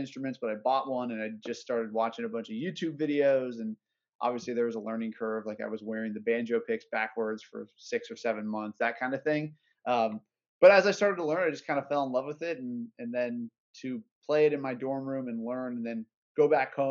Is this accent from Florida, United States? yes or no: yes; Orlando, Florida, United States; We're all from Orlando